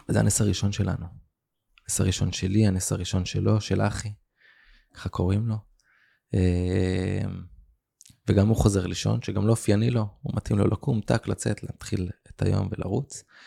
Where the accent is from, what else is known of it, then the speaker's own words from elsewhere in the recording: Israel; also born or lived in Kfar Aza, Israel; גדלתי, האמת שדווקא גדלתי פה באזור, אה. אה, עם הרבה גלגולים